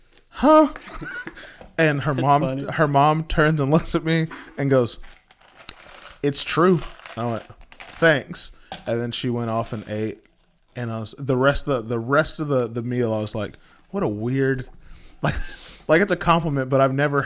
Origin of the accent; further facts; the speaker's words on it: Texas, United States; I say both, but most of the time, it's a tech... I'm from Texas, so